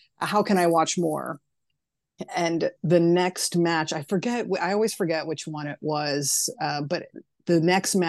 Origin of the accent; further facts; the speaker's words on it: Orlando, Florida, United States; I'm from Orlando and I also live in Orlando